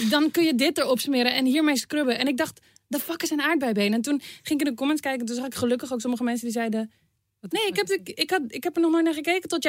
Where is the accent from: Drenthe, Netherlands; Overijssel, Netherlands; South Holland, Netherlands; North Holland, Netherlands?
North Holland, Netherlands; Amsterdam; Eh, Nederland. Ja, Amsterdam.